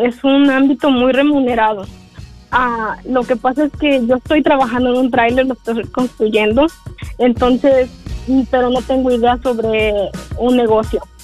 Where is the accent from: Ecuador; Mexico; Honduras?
Mexico; now in Wilmer, United States; yo soy de México